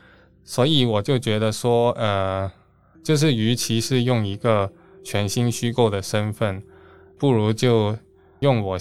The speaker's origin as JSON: {"language": "Chinese", "country": "Hong Kong", "tie": "born or raised there", "said": "你好，我来自香港。毕竟真的是在香港出生，也是在香港住最久的。"}